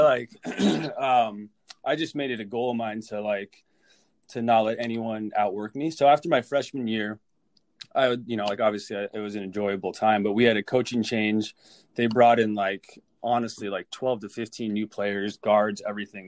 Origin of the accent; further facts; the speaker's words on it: Orange County, California, United States; moved away as an adult; also born or lived in San Diego, California; now in Minnesota, United States; born and raised in Orange County, California